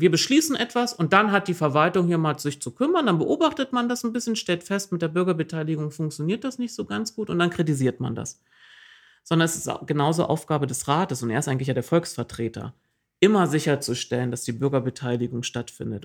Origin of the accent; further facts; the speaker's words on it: East Germany, Germany; ich bin äh, im Osten der Republik groß geworden